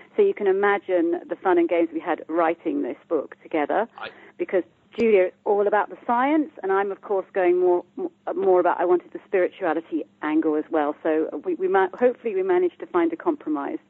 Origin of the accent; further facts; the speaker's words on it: United Kingdom; I'm from the UK, as you can hear by my accent